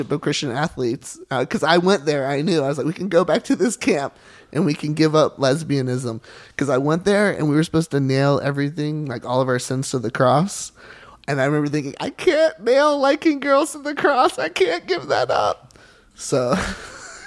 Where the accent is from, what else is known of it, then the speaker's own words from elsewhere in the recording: Charleston, South Carolina, United States; I'm from South Carolina, and I grew up in the church